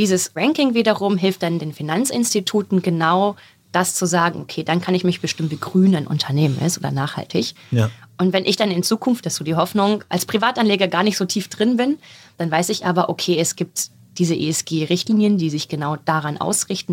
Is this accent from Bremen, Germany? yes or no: no; a small village in southern Lower Saxony, Germany; Ich komme von so einem kleinen Dorf in Südniedersachsen